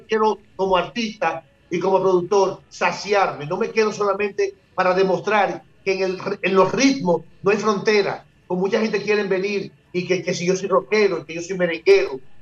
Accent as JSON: {"language": "Spanish", "country": "Dominican Republic", "said": "nosotros los dominicanos"}